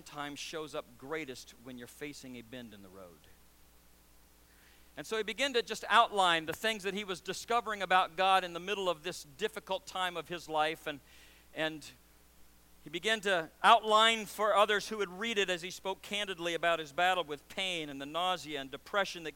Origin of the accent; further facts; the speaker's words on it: Nebraska, United States; also born or lived in Louisiana / Missouri; now in Syracuse, United States; I was born in Louisiana, raised in Nebraska, met my wife in Missouri, and now live in Syracuse